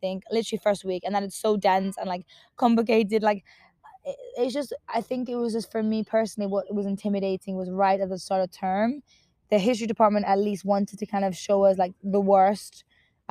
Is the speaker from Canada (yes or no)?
no; Northampton, East Midlands, United Kingdom; moved away as an adult; now in London, United Kingdom; I was super excited to leave my hometown, Northampton, just because there wasn't that much going on